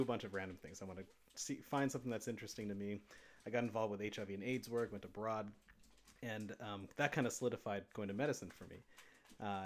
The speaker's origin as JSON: {"language": "English", "region": "Arizona", "country": "United States", "tie": "born or raised there", "said": "I grew up in Arizona"}